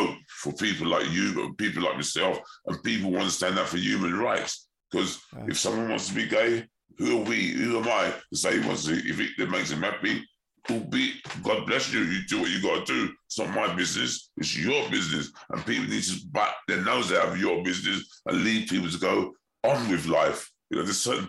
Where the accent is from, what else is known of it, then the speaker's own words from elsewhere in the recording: London, United Kingdom; I'm a boy from South London